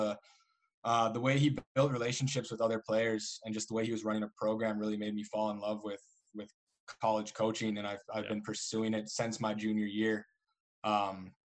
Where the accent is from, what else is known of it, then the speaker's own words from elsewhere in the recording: Eagan, Minnesota, United States; I grew up in Eagan, born and raised in Eagan